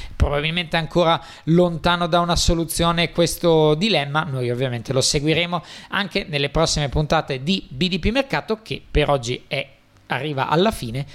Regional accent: Italy; per noi italiani

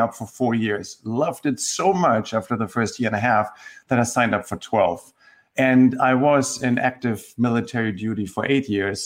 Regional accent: Germany; accent: German; moved away as an adult; now in Tennessee, United States; So I grew up in Germany, and I don't think that comes as a surprise just hearing my accent.

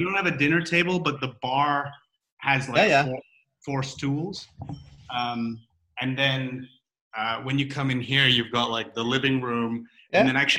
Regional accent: Vancouver, British Columbia, Canada; moved away as an adult; also born or lived in Dubai / London; now in Singapore; I was born in Dubai. My parents were up there. I moved to Vancouver when I was 9. Lived in Vancouver for most of the rest of the time. Moved to London about 7 years ago. Did 6 years in London, and now I'm almost a year in Singapore.

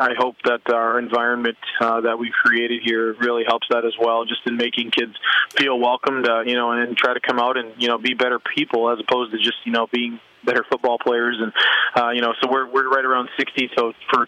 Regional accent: Michigan, United States; moved away as an adult; now in Pierre, United States; growing up in Michigan

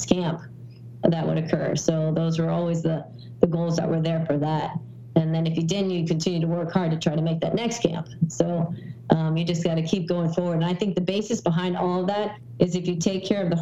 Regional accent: Wilton, Connecticut, United States; moved away as an adult; also born or lived in New York City / Los Angeles; now in Boston, United States; I grew up in Wilton, Connecticut

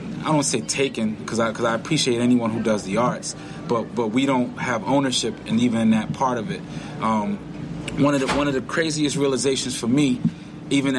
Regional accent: New York City, New York, United States; also born or lived in Westbury, Long Island; I grew up in Washington Heights, New York, which was, growing up, pretty bad area

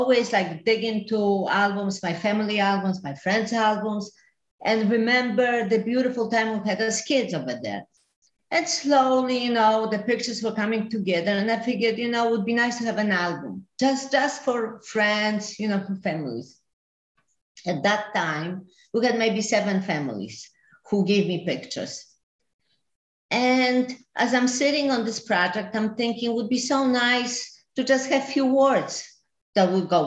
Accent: Ostroh, Rivne Oblast, Ukraine; also born or lived in Gliwice, Poland; now in New York, United States; I was born in a small town called Ostrog near Rovno.

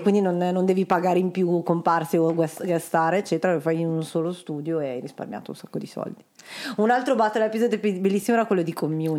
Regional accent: Milan, Lombardy, Italy; vengo da Milano

